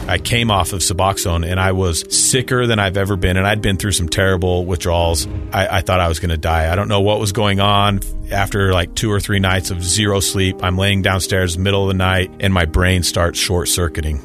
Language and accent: English; Salt Lake City, Utah, United States; I grew up in Salt Lake City in a very normal Mormon household